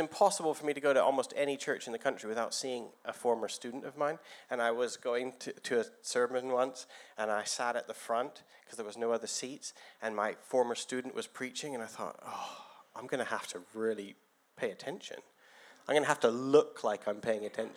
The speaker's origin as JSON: {"language": "English", "country": "Canada", "also_born_or_lived": "Guildford, England", "moved": "as an adult", "lives_now": "England", "said": "I came to England from Canada about 22 years ago"}